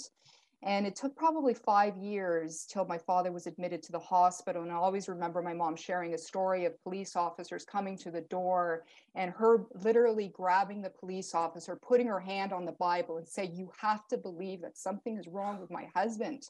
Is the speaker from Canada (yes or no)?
yes; Canada; also born or lived in Portugal; I was born in Portugal to my Portuguese parents, and I came to Canada or immigrated with them at 7 months old